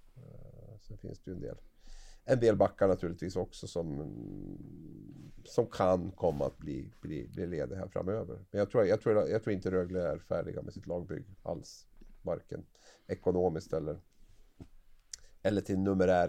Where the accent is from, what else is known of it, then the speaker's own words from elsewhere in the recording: Gävle, Gävleborg County, Sweden; Jag är från, från Gävle